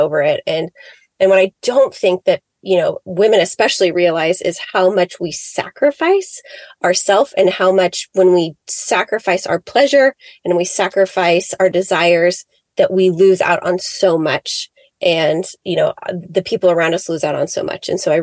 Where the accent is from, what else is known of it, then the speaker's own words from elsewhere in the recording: Seattle, Washington, United States; I grew up in Seattle, Washington, just about south of Seattle